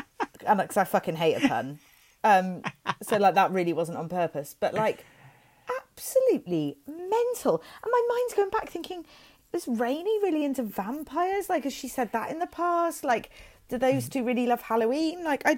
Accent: Welsh, Wales, United Kingdom; I am Welsh

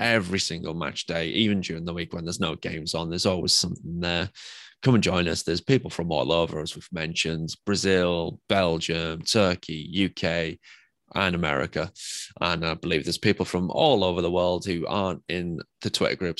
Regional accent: England, United Kingdom; I'm English

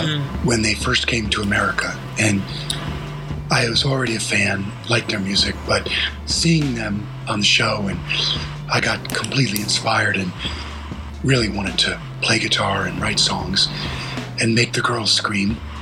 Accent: New Jersey, United States; moved away as an adult; also born or lived in Vermont; been growing up in New Jersey, um, near New York

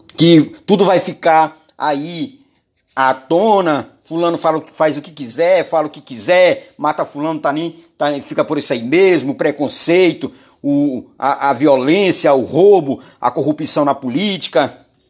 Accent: Maranhão, Brazil; Governador do meu estado, onde eu nasci, onde Jeová me criou

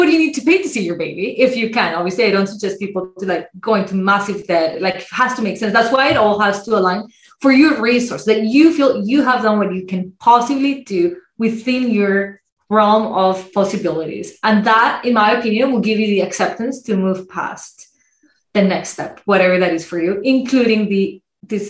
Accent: Colombia; now in Canada; I come from Colombia where medicine is private, largely private.

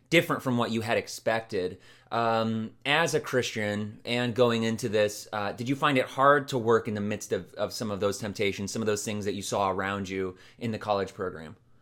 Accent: Ohio, United States; also born or lived in Beaver Falls, Pennsylvania; you think of here in Ohio because I'm also from Ohio.

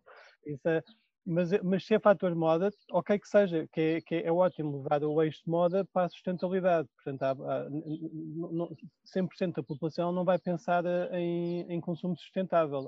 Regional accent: Portugal; nós somos portugueses

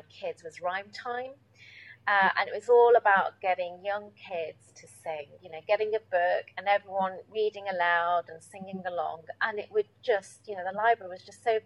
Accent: Derby, East Midlands, United Kingdom; I grew up in Derby

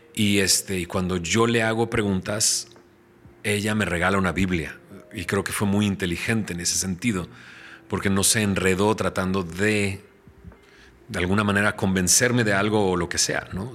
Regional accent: San Pedro Garza García, Nuevo León, Mexico; moved away; yo soy de Monterrey, soy de San Pedro. Mis papás, eh, uno, mi papá es de Marín, mi mamá es de Cadreita. O sea, vienen del rancho a la ciudad de Monterrey eh, se instalan en San Pedro, ahí forman su familia

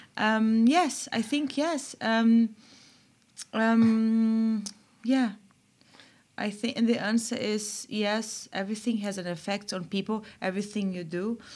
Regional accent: São Paulo, Brazil; moved away as an adult; also born or lived in Germany / England; I'm from Brazil, I'm from São Paulo

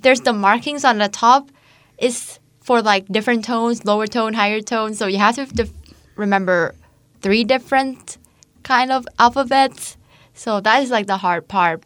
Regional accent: Chanthaburi, Thailand; moved away as an adult; now in Hungary; I'm from Tantaburi, which is the east, the east of Thailand

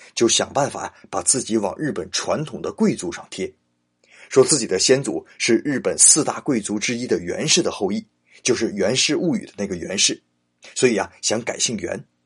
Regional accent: China; 我们中国人很不能理解

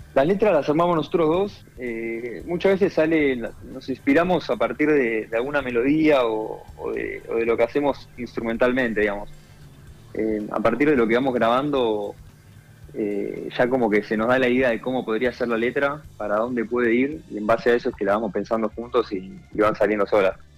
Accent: Buenos Aires, Argentina; somos los de Buenos Aires

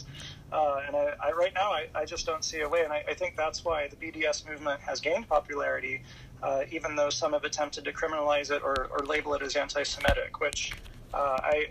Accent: United States; I'm an American

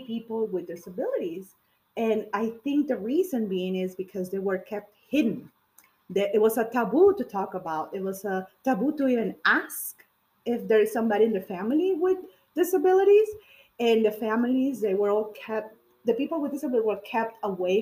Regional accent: Peru; now in United States; I was born in Peru, but I've been living in the U.S. since 1998

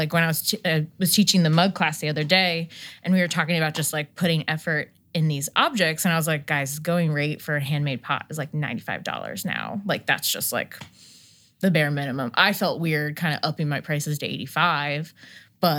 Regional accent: New Jersey, United States; I used to just say I was from New Jersey because I didn't feel like, when like I was in upstate New York, I'd be like, oh, I'm just from New Jersey, the whole state.

